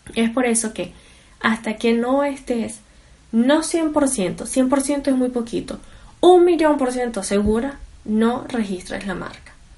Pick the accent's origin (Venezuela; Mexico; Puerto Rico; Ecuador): Venezuela; soy venezolana